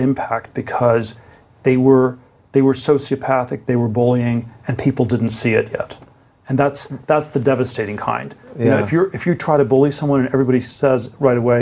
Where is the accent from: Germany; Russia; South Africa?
Germany; now in United States; I was born in Germany, sort of immigrant to the U.S.